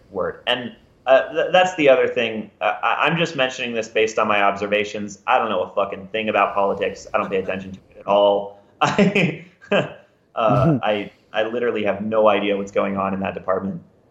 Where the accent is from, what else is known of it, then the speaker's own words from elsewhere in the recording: Houston, Texas, United States; moved away; also born or lived in Oklahoma; I was born in Houston, and then I lived in Oklahoma for a few years